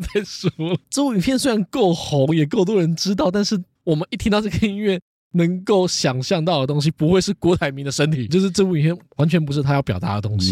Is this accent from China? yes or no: no; Taoyuan, Taiwan; 我们桃园人哦，从小看阿方装潢长大了